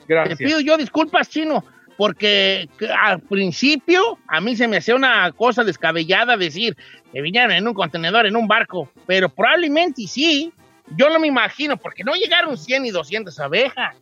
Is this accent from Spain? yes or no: no; Mexico; nuestro lenguaje este, que tenemos como latinos o mexicanos, sí, pues mexicanos específicamente